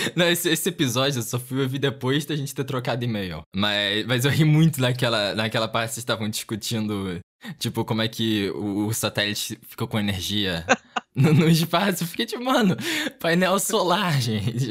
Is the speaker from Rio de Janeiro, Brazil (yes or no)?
yes; Rio de Janeiro, Brazil; accent: chiado; Isso do Rio. Provavelmente dá pra ouvir por causa do sotaque